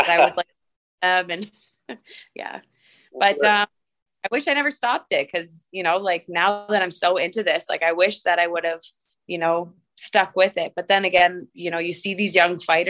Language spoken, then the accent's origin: English; Windsor, Ontario, Canada; I actually grew up in South Windsor. I went to St. Gabriel Grade School and Holy Names High School